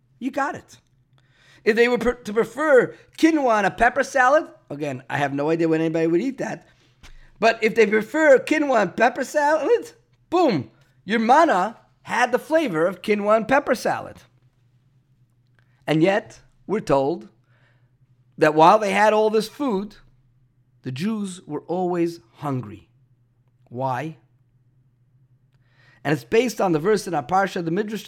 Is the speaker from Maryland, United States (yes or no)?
no; New York City, New York, United States; Growing up in Brooklyn